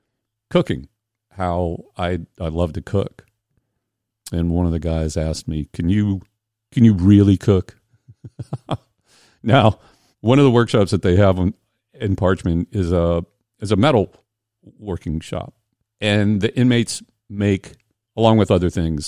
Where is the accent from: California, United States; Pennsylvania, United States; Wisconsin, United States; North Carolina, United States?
Pennsylvania, United States; Indiana; moved away; I grew up in Western Pennsylvania, coal mining, North Appalachia